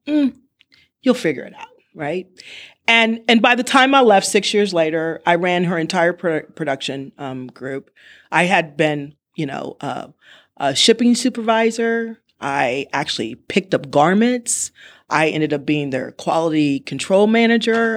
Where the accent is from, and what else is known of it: California, United States; born or raised there; also born or lived in Evanston, Illinois